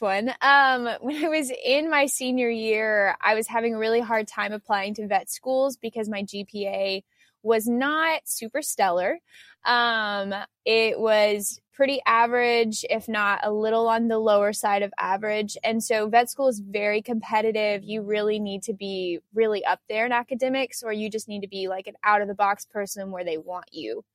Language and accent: English; United States; growing up in the United States